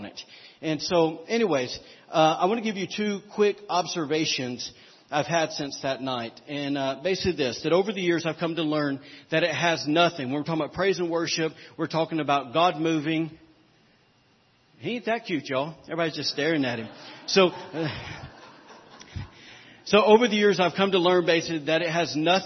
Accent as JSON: {"language": "English", "region": "the South", "country": "United States", "said": "I'm from the South"}